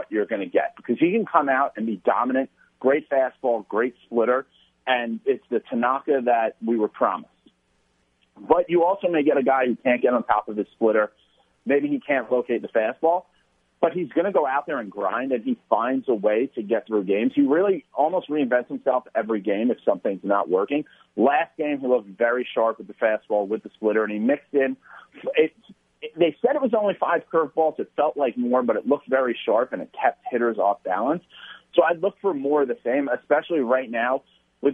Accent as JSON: {"language": "English", "town": "New York City", "region": "New York", "country": "United States", "tie": "born or raised there", "said": "I'm born and raised in the Bronx"}